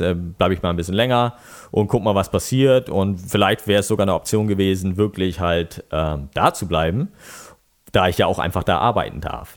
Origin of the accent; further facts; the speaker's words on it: Lower Saxony, Germany; also born or lived in Bremen / United States; now in Stade, Germany; Dann sind wir ins Umland gezogen und äh, da kommen wir ja alle so her, ne, aus dem Umland von Bremen